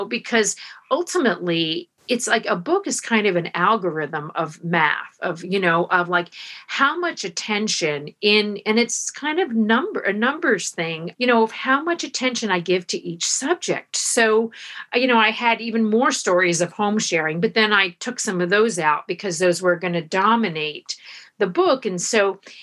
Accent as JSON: {"language": "English", "region": "Florida", "country": "United States", "tie": "born or raised there", "said": "I grew up in Florida"}